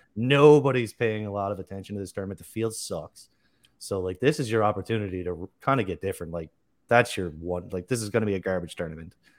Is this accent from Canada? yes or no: yes; Canada; also born or lived in Newfoundland; I'm Canadian. I'm in Newfoundland. Far East Coast of Canada.